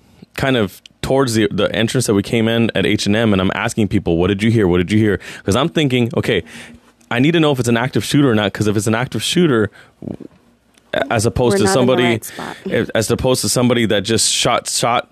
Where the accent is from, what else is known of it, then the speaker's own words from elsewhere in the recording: San Jose, California, United States; I grew up in Eastside San Jose